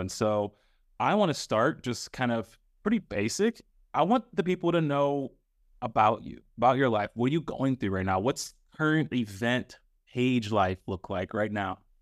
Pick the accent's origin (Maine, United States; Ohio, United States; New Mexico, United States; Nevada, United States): Ohio, United States; Northeast; Paige and I are both from the three three oh, so if people don't know that, we're both from Northeast Ohio